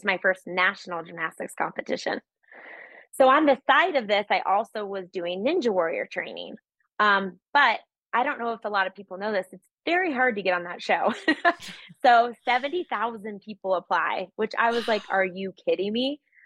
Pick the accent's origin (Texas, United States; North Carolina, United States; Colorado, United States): Colorado, United States; Littleton; I grew up in Littleton, Colorado. So I'm a Colorado native